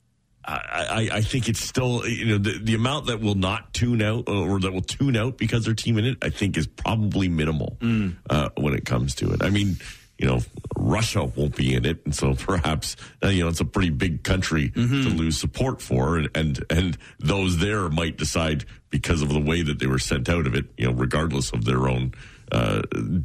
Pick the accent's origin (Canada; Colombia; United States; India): Canada; I'm a first generation Canadian where my parents immigrated from Guyana.